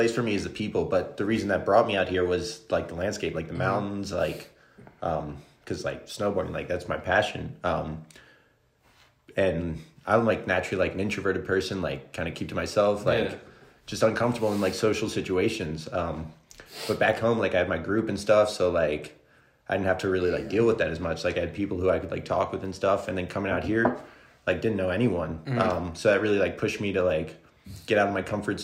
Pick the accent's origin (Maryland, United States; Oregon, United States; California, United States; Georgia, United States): Maryland, United States; born or raised there; moved away as an adult; also born or lived in Colorado Springs, Colorado; now in Denver, United States